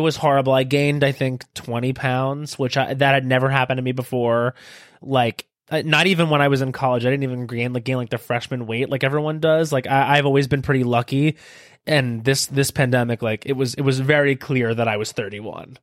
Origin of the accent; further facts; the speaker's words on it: Long Island, New York, United States; moved away; I grew up on Long Island